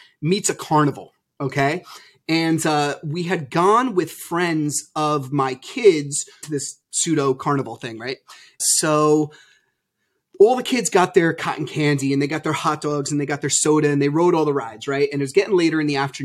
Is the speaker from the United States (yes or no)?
yes; New Jersey, United States; I'm from New Jersey